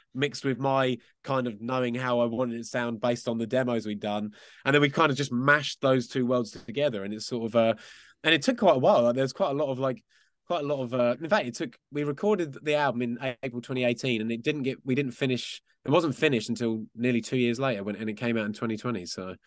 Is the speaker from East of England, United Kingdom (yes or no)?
yes; Essex, East of England, United Kingdom; We were actually from out, just outside of London, in a place called Essex